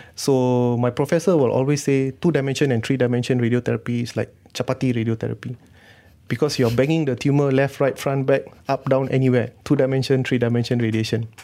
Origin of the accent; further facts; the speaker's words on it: Malaysia; being Malaysian, we take a lot of herbal stuff